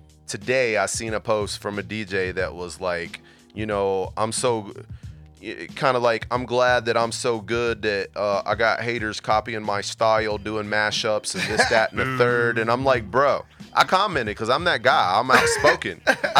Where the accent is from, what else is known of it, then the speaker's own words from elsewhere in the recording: West Virginia, United States; now in Virginia, United States; I came to Virginia and was the typical, I'm from West Virginia, came over here and started doing the construction, making good money.